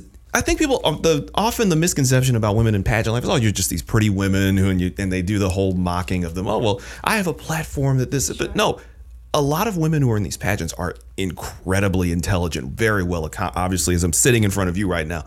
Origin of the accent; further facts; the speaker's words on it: Michigan, United States; moved away as an adult; originally I'm from Michigan.